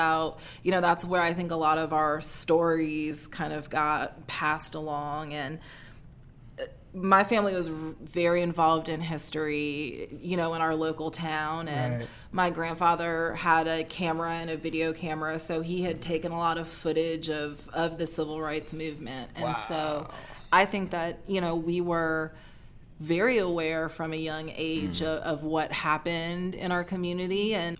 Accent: New Orleans, Louisiana, United States; also born or lived in Alabama; I always say I grew up in New Orleans. I spent my childhood in Alabama, but I grew up in New Orleans. It made me like the adult that I am.

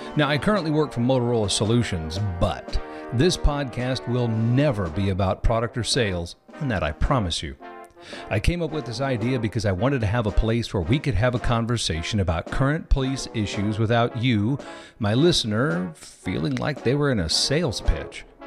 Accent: Missouri, United States; moved away; I'm actually originally from Missouri

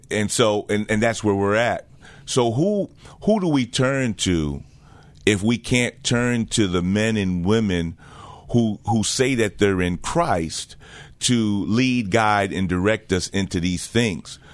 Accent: New Jersey, United States; also born or lived in Jamaica / Connecticut; I'm originally from the island of Jamaica. Um, came here when I was about four years old, grew up in, uh, New Jersey

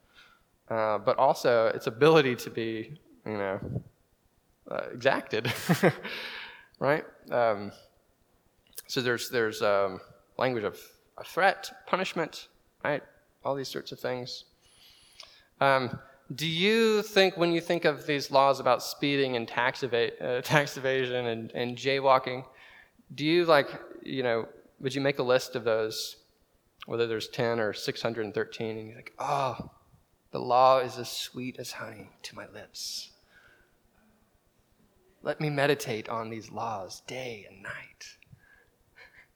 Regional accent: North Carolina, United States; now in Waco, United States; I'm from North Carolina

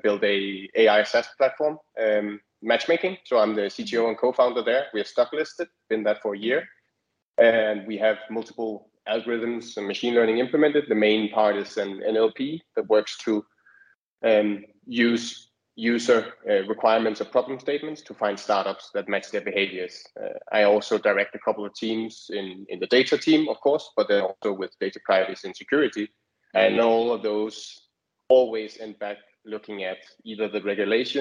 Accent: Denmark; I am from Denmark as well.

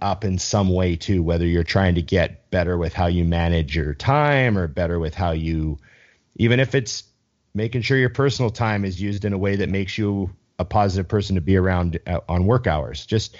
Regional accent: Canada

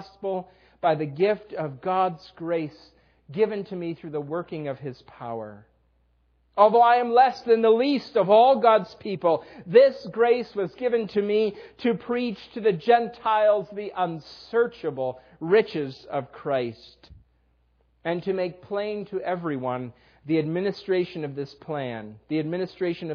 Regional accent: Western New York, United States; moved away as an adult; also born or lived in Dallas; We grew up in Western New York

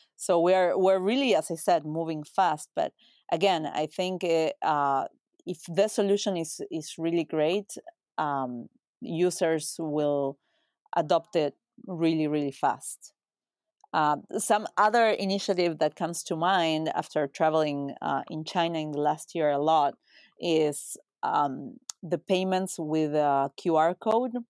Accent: Uruguay; moved away as an adult; also born or lived in United States; I'm from Uruguay, which is a small country in Latin America, New York to Argentina and Brazil, uh, small country of three million people. Uh, I was born and raised there

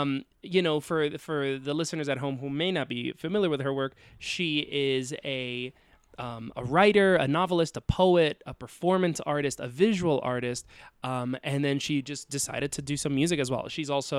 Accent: Dominican Republic; also born or lived in United States; I grew up a foreigner, you know, like even though I'm technically a US citizen, I grew up in the Dominican Republic and my family is not Dominican. So like I was already, you know, even though I was there since childhood

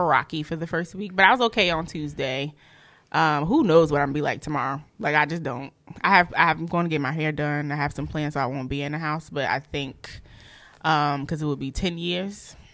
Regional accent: Newark, New Jersey, United States; I'm from Newark, New Jersey, and I'm a school social worker

